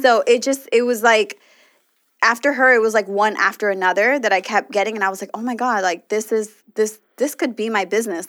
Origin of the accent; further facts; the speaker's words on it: Los Angeles, California, United States; us L A people, like, really are spoiled by weather